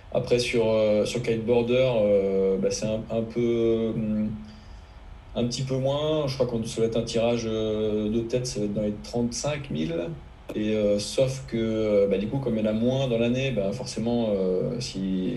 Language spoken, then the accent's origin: French; Finistère, Brittany, France; quand j'étais gamin, que j'habitais en Finistère